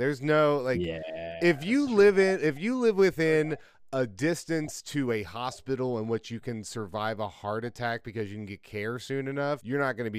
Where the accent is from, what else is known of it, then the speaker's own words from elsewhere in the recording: Ohio, United States; We're from Ohio.